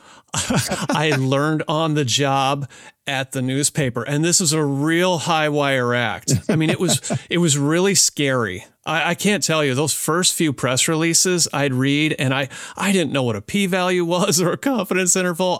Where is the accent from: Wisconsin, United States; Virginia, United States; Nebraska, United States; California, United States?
Wisconsin, United States; southwestern; moved away; grew up on a small family farm in southwestern Wisconsin, about eighty acres